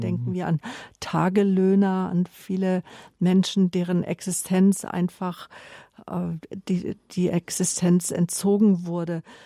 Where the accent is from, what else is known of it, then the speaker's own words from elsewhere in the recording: Germany; mich als Deutsche